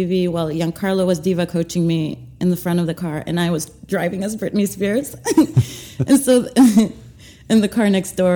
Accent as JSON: {"language": "English", "town": "Santiago", "region": "Santiago Metropolitan Region", "country": "Chile", "tie": "born or raised there", "also_born_or_lived": "Boston, United States", "moved": "as an adult", "lives_now": "Brooklyn, United States", "said": "I grew up in Chile, and then went to French school there"}